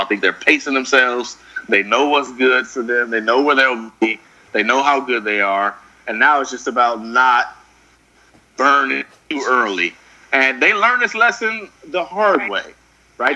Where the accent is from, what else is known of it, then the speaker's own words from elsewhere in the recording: Oakland, California, United States; I'm really from Oakland